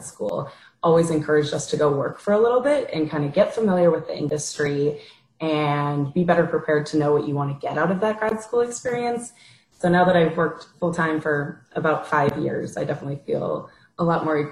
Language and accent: English; Minneapolis, Minnesota, United States; moved away as an adult; also born or lived in Wisconsin; I'm originally from the Midwest. I'm from the Twin Cities area